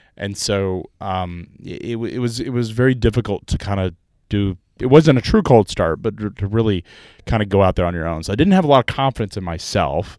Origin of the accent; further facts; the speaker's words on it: Chattanooga, Tennessee, United States; I'm from Chattanooga, Tennessee.